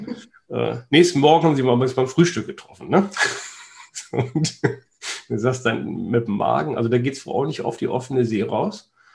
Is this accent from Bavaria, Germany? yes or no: no; Heikendorf, Schleswig-Holstein, Germany; mein Heimatort, wo, wo ich herkomme und aufgewachsen bin, Heikendorf zwischen Kiel und Laboe